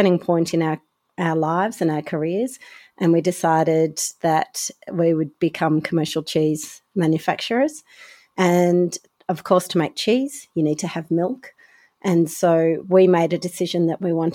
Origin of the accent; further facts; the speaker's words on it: Tasmania, Australia; I am from Tasmania